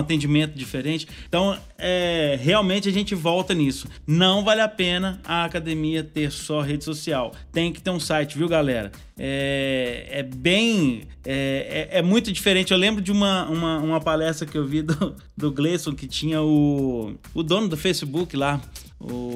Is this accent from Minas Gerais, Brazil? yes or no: yes; Minas Gerais, Brazil; nós que somos mineirinho, a gente tem que frisar o seguinte, a gente é mineiro